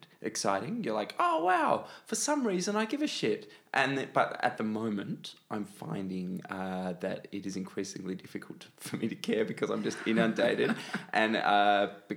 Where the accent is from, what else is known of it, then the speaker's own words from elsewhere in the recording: Rockingham, Western Australia, Australia; also born or lived in Perth; I grew up in Rockingham in Western Australia, which is kind of the Frankston of Western Australia